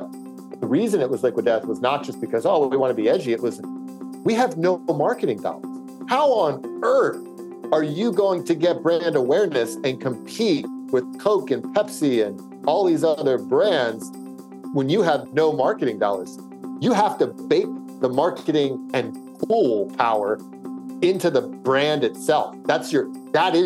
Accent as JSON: {"language": "English", "area": "outside Philadelphia", "region": "Pennsylvania", "country": "United States", "tie": "born or raised there", "said": "I grew up outside Philadelphia, kind of where Delaware, Pennsylvania, Maryland, and New Jersey all kind of meet."}